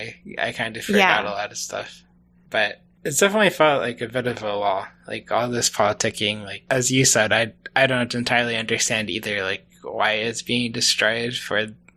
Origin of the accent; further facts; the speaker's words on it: United States; as an American